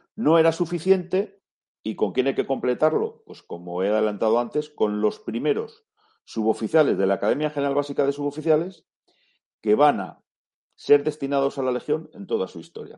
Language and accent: Spanish; Spain; somos españoles